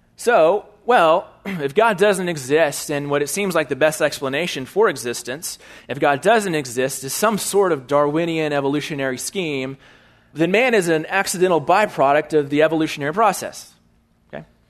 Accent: Bryan, Texas, United States; also born or lived in California; I was born in Bryan, Texas

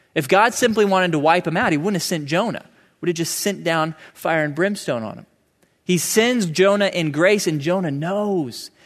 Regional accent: United States; I'm an American

